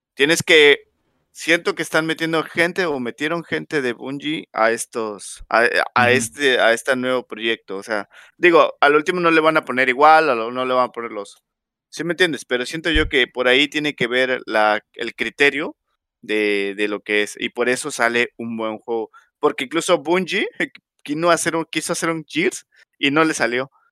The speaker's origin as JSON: {"language": "Spanish", "country": "Mexico", "said": "soy mexicano"}